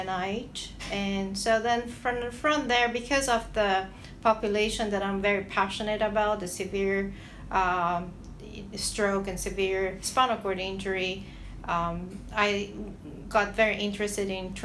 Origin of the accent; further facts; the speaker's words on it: Brazil; moved away as an adult; I'm originally from Brazil